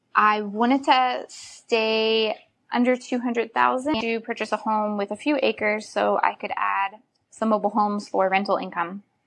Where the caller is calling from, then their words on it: Florida, United States; also born or lived in Georgia; I'm calling from Florida.